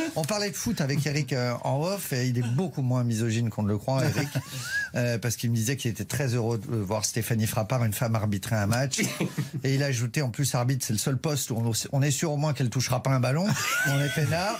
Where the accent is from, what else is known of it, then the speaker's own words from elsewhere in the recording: Saint-Raphaël, Provence-Alpes-Côte d'Azur, France; moved away; Moi, j'étais de Saint-Raphaël